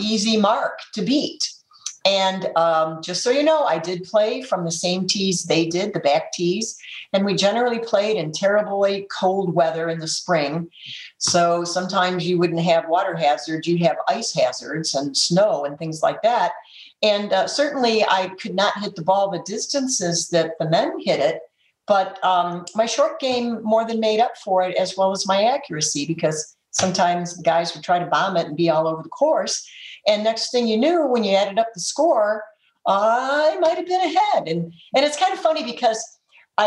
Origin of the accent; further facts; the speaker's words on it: Detroit, Michigan, United States; I grew up in Detroit.